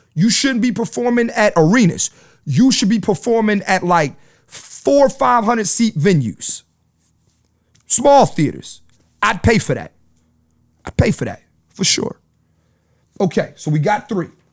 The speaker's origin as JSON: {"language": "English", "town": "Philadelphia", "region": "Pennsylvania", "country": "United States", "moved": "yes", "said": "I'm from Philly"}